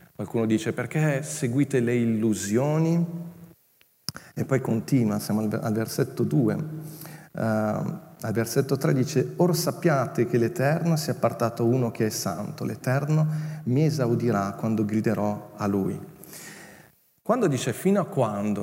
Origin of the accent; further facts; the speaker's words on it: Milan, Lombardy, Italy; moved away as an adult; also born or lived in Legnago; Io sono cresciuto a Milano